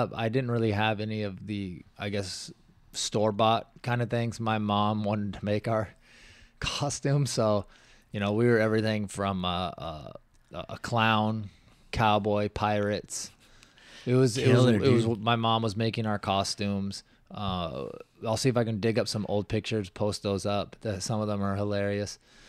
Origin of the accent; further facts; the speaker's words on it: Washington, United States; Where I grew up in Washington, the houses were, you couldn't see your neighbors.